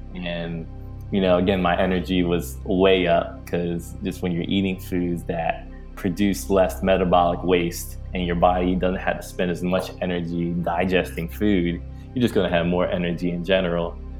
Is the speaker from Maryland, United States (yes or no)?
yes; Maryland, United States; I grew up in Maryland, a suburban town in Maryland